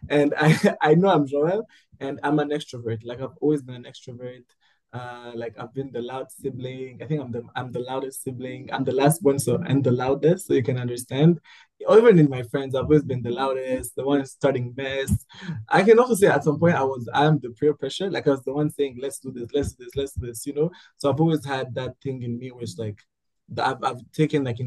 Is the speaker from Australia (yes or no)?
no; Rwanda; I am from Rwanda. I am Rwandan, born and raised.